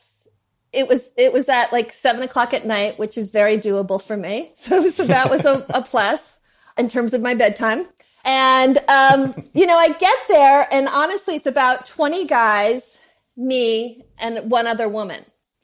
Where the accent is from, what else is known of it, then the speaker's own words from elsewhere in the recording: New Jersey, United States; I'm from New Jersey